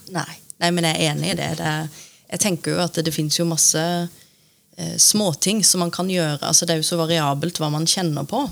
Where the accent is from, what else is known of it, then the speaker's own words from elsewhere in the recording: Lillesand, Agder, Norway; accent: Sørlandet dialect; now in Oslo, Norway; bodd like lenge i Oslo som i Lillesand. Dere hører sikkert at jeg har litt sørlandsdialekt